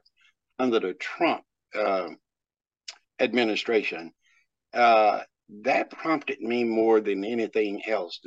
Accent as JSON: {"language": "English", "region": "the South", "country": "United States", "tie": "born or raised there", "said": "Growing up in the South"}